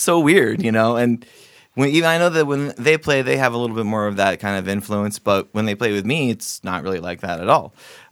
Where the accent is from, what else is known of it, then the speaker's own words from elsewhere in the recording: Coos Bay, Oregon, United States; also born or lived in Seattle / Olympia, Washington; I ended up back in my hometown in Coos Bay